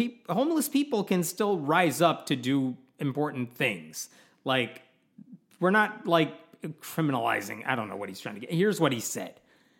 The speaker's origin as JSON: {"language": "English", "region": "Illinois", "country": "United States", "said": "We're from Illinois"}